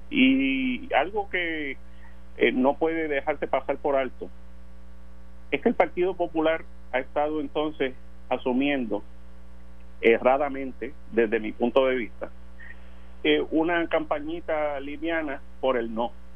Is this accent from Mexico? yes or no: no; Puerto Rico; a donde quiera que yo vaya en este planeta voy a seguir siendo puertorriqueño